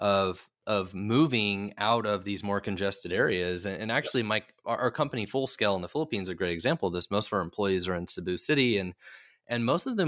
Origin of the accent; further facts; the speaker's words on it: Oklahoma, United States; now in Kansas City, United States; I'm from Kansas City. Tulsa is not very far away. It's a couple hours away. I'm actually from Oklahoma myself